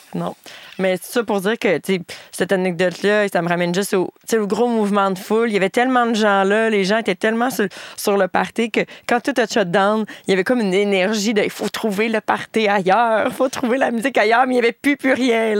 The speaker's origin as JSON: {"language": "French", "area": "Bas-Saint-Laurent", "region": "Quebec", "country": "Canada", "said": "ma région euh, d'origine, le Bas-Saint-Laurent"}